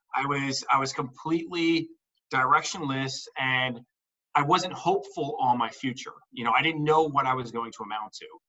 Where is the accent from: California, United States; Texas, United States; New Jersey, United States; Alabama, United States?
New Jersey, United States; I'm from New Jersey